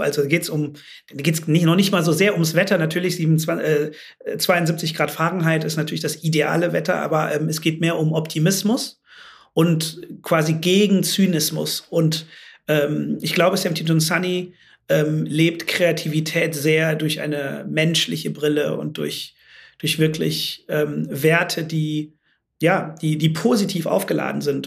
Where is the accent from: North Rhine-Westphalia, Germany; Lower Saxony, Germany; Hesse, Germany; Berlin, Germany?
North Rhine-Westphalia, Germany; moved away as an adult; also born or lived in London, United Kingdom / Shanghai, China; now in Amsterdam, Netherlands; ich bin ja im Rheinland groß geworden